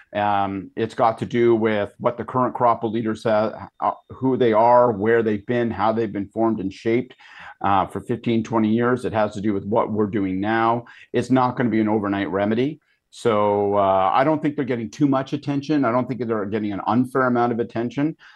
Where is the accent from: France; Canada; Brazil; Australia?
Canada; as a Canadian